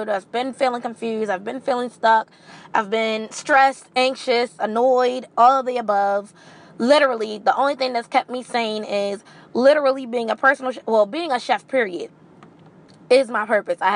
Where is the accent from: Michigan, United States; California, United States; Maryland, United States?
Maryland, United States; I am literally born and bred in Marilyn.